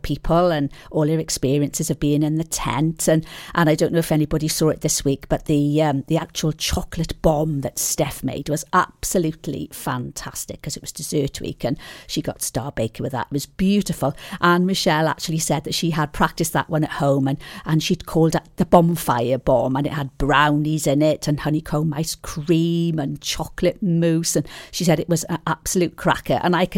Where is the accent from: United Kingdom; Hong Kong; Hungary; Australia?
United Kingdom; Tenby, Wales; since I was a little girl growing up in Mount Pleasant Way.